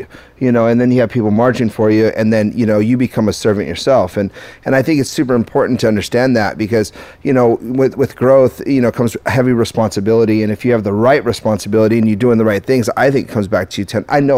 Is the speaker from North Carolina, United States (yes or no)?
no; Downey, California, United States; I'm from Downey. Are you? Yeah, born and raised on Imperial Highway.